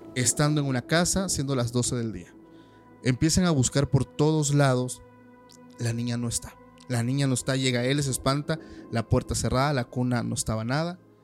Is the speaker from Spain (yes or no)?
no; Oaxaca, Mexico; de donde soy, que es más al sur, que es Oaxaca